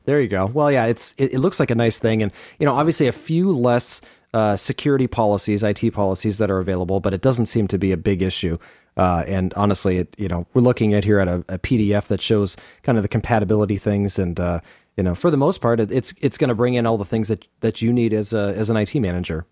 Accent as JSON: {"language": "English", "town": "Phoenix", "region": "Arizona", "country": "United States", "tie": "born or raised there"}